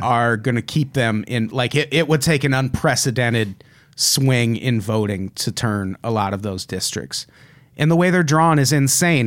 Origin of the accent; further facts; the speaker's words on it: Illinois, United States; I'm from Illinois.